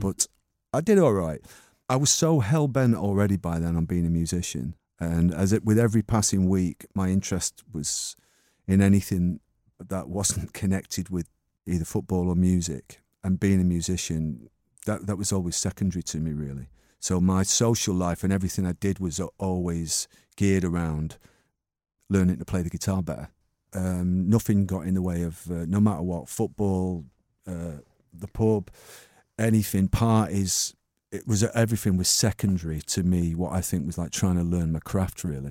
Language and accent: English; Manchester, North West England, United Kingdom; I was born in nineteen sixty-three in Ardwick, and, um, I mean, I was actually born in Longsight, and then, but I grew up in Ardwick